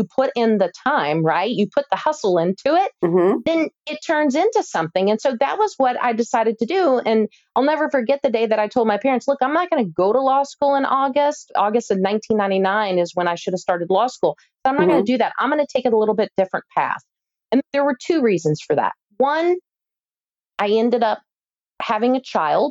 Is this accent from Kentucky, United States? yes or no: yes; Louisville, Kentucky, United States; when I was growing up in Louisville, Kentucky, which is highly metro and the largest city in Kentucky